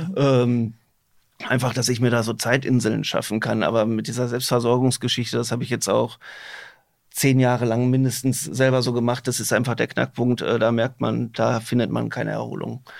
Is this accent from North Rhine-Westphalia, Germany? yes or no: yes; Herne, North Rhine-Westphalia, Germany; ich komme auch selber aus Wanne Eickel.